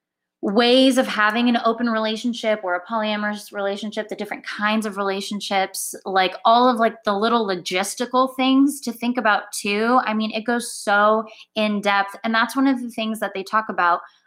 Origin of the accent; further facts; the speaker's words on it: Orange County, California, United States; moved away as an adult; now in Los Angeles, United States; I am from Orange County, born and raised. Lived there my whole life